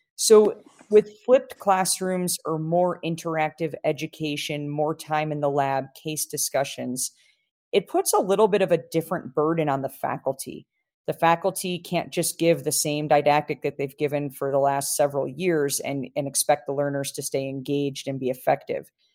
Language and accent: English; Chicago, Illinois, United States; now in Colorado, United States; my hometown, Chicago